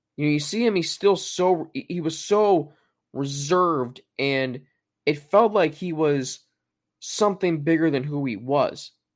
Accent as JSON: {"language": "English", "town": "Cincinnati", "region": "Ohio", "country": "United States", "tie": "born or raised there"}